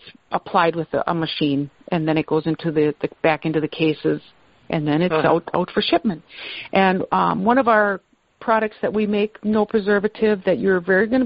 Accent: Wisconsin, United States; I grew up in Wisconsin. I was born and raised here.

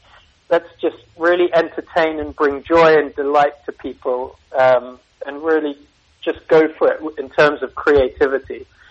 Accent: Singapore; born there; So, it's actually, I was born in Singapore, and I had Singaporean armor or au pair out there

